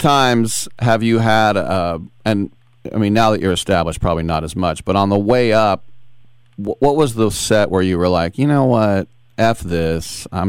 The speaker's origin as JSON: {"language": "English", "region": "California", "country": "United States", "tie": "born or raised there", "said": "You know, growing up in the Bay Area like I did, I knew tons of Jewish people, but there's no yarmulkes out here in California."}